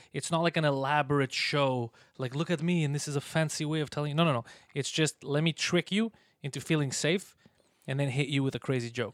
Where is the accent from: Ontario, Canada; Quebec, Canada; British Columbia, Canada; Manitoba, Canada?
Quebec, Canada; Montreal; accent: mix of an American accent and a Montreal accent; I'm from here